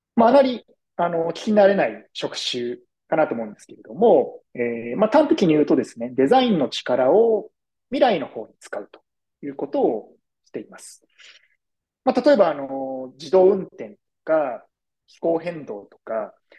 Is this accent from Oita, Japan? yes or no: no; Tokyo, Japan; moved away as an adult; now in New York, United States; 生まれも育ちも東京でして、東京の大学を卒業して、普通に東京でですね、そのままあの社会人経験を経て、その後ですね、えー、2018年からニューヨークに渡ってきておりまして